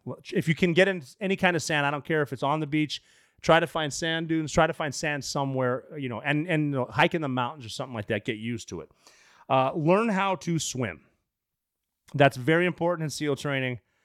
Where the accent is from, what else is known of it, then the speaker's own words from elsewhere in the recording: Anaconda, Montana, United States; moved away as an adult; growing up in Montana.